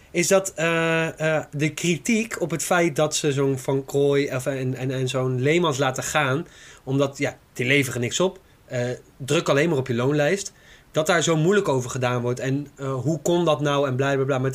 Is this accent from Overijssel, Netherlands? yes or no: yes; Zwolle, Overijssel, Netherlands; Ik ben een Zwollenaar.